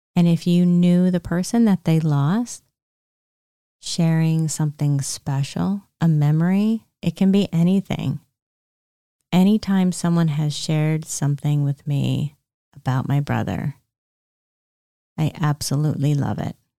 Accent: Pennsylvania, United States; We were raised in Pennsylvania

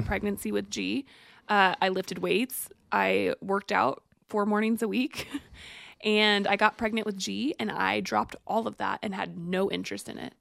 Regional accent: Texas, United States; Texas, I was born in Texas

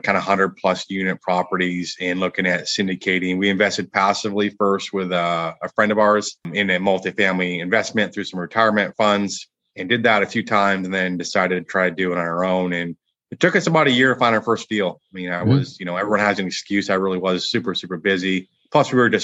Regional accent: Michigan, United States; moved away as an adult; now in Dallas, United States; I grew up in Michigan

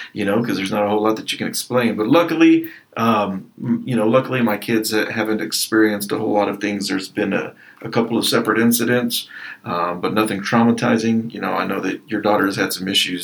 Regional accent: Lockney, Texas, United States; moved away as an adult; now in Lubbock, United States; I'm from Lockney, Texas, you know, the big old city.

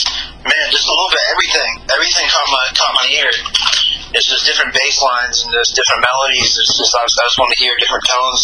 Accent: Los Angeles, California, United States; I'm from L.A., you know, on the outskirts. You know, 22 years old.

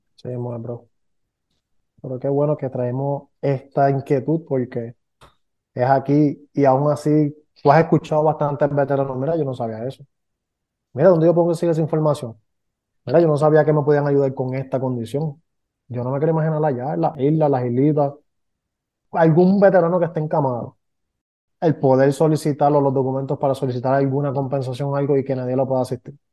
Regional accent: Puerto Rico; aquí somos puertorriqueños

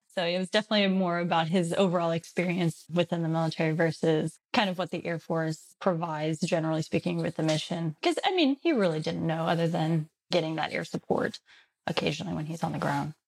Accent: Texas, United States; moved away as an adult; also born or lived in Colorado; I'm originally from Texas

